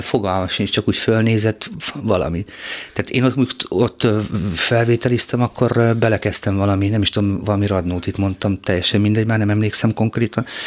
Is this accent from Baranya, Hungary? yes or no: no; Szirma, Borsod-Abaúj-Zemplén, Hungary; ezzel szírmán nem nagyon foglalkoztak, ahol születtem